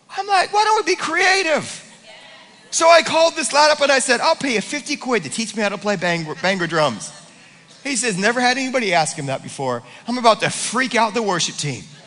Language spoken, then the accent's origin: English; United States; I was born as an American.